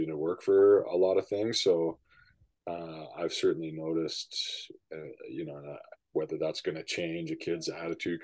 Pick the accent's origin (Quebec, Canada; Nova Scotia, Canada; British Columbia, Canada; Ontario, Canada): British Columbia, Canada; Vancouver; I grew up in East